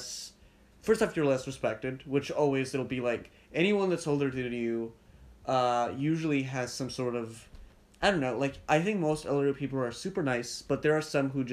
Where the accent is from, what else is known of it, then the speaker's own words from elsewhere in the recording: Slovenia; now in Austria; I live in Slovenia, now I live in Austria. I'm from I was like born there, but now I'm in Austria.